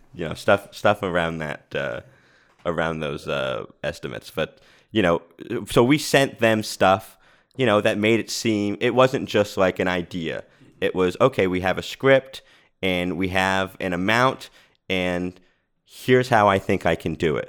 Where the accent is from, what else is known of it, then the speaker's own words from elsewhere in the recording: Rhode Island, United States; now in Los Angeles, United States; I moved out here and I, I'm from Rhode Island.